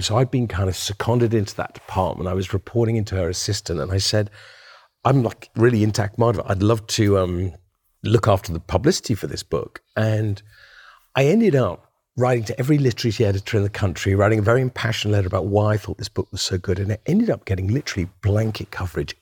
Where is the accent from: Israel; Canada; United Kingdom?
United Kingdom; Winchester, South East England; the house I grew up in outside of Winchester